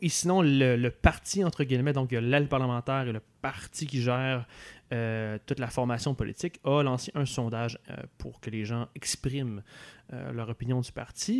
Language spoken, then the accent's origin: French; Quebec City, Quebec, Canada; moved away as an adult; now in Montreal, Canada; je viens de Québec